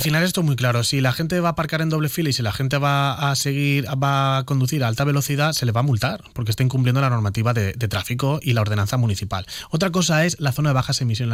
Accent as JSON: {"language": "Spanish", "town": "Elche", "region": "Valencian Community", "country": "Spain", "said": "Nadie me tiene que decir a mí qué es lo que necesita Carrús, que es el barrio en el que he estado viviendo 28 años de mi vida"}